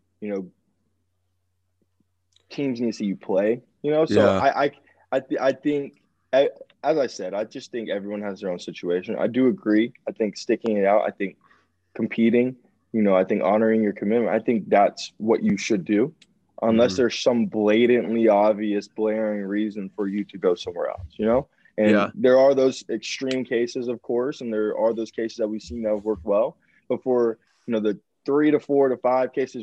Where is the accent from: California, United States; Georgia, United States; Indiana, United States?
Georgia, United States; I'm from Georgia. You know, half of my high school went to Georgia